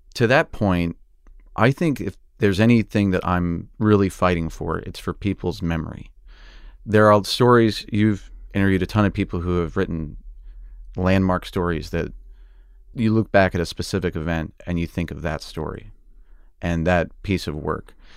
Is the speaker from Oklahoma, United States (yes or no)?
yes; Oklahoma, United States; moved away; I wanted to be a tornado chaser growing up in Oklahoma